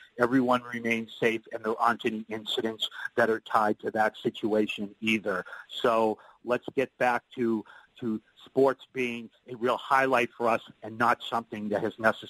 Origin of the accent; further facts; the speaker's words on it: Boston, Massachusetts, United States; I say this as a Bostonian